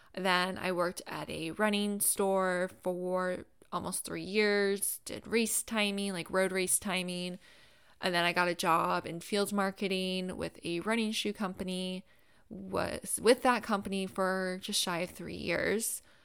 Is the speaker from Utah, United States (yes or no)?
no; Gainesville, Florida, United States; moved away as an adult; also born or lived in South Carolina / Jacksonville, Florida / Washington, D.C. area; I was born and raised in Gainesville, Florida